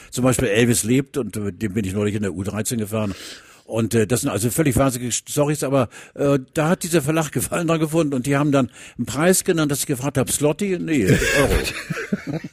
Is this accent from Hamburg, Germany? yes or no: yes; Hamburg, Germany; ich komme aus Hamburg